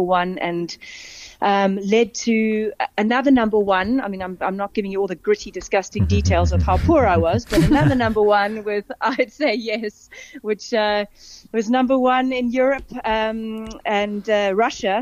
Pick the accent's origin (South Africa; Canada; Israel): South Africa; Cape Town, Western Cape; moved away as an adult; also born or lived in England; now in Johannesburg, South Africa; for me growing up in Cape Town